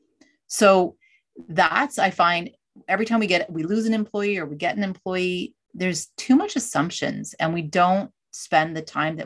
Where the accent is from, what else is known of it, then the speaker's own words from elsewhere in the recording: Canada; I'm Canadian.